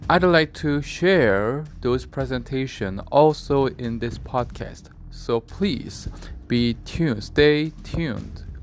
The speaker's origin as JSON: {"language": "English", "country": "South Korea", "said": "I'm from South Korea"}